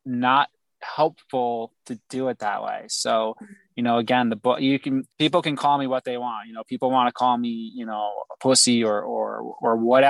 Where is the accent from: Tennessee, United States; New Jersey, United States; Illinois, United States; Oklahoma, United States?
New Jersey, United States; moved away as an adult; I left New Jersey, my hometown